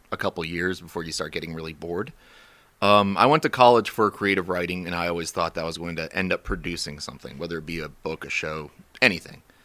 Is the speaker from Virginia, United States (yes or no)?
yes; Warrenton, Virginia, United States; also born or lived in Romania; I grew up in Warrenton, went to school there, went to high school at Liberty and Bealeton